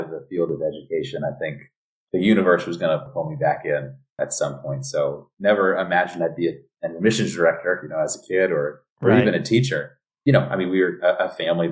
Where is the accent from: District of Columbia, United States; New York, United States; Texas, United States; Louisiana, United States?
New York, United States; New York City; moved away as an adult; also born or lived in Ojai, California / San Francisco, California; now in Los Angeles, United States; born and raised in the Bronx